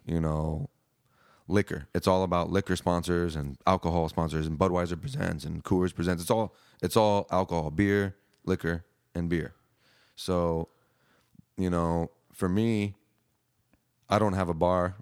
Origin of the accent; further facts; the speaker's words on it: Hawaii, United States; now in Austin, United States; growing up in Hawaii, you got a lot of reggae influence